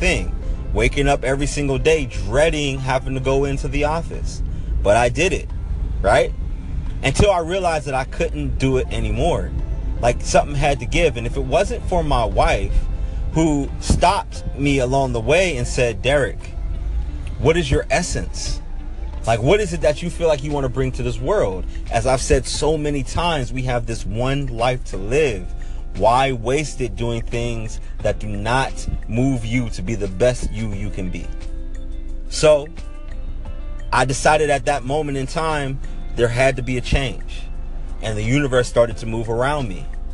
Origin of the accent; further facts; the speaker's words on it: Pittsburgh, Pennsylvania, United States; moved away as an adult; also born or lived in Baltimore, Maryland / El Segundo, California; I'm born and raised in Pittsburgh, Pennsylvania. I spent 18 years of my life growing up